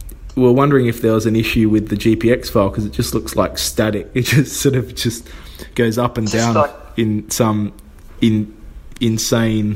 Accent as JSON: {"language": "English", "country": "Australia", "said": "being Australian"}